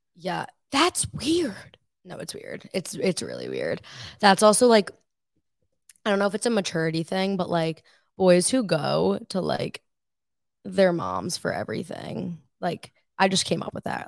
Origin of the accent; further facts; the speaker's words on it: Woodbury, New York, United States; I am from Woodbury, New York. It's on Long Island